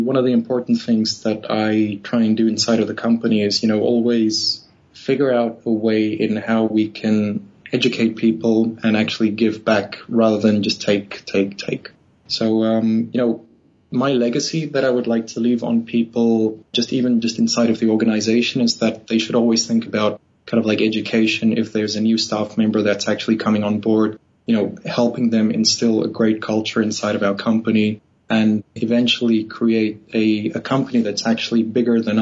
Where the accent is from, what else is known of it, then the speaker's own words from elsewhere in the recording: Namibia; moved away as an adult; also born or lived in South Africa; now in Sweden; I'm actually Namibian. I was born in Namibia